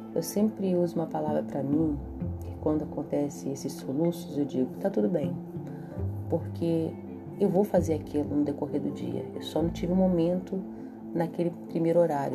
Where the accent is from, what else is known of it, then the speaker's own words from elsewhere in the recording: Brasília, Federal District, Brazil; moved away; na metrópole de onde eu venho, em Brasília